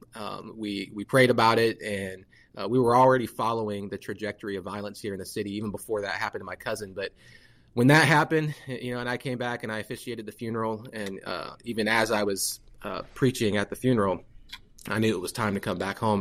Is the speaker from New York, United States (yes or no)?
no; Fort Wayne, Indiana, United States; also born or lived in Atlanta, Georgia; I'm from Fort Wayne, born and raised